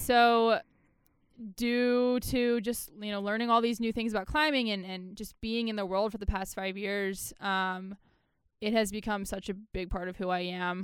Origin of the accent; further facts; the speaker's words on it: Baltimore, Maryland, United States; I'm from Maryland, Baltimore, Maryland